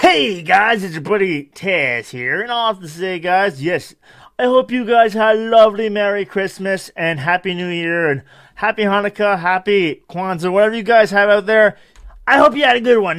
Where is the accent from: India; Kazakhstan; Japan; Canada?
Canada; I'm Canadian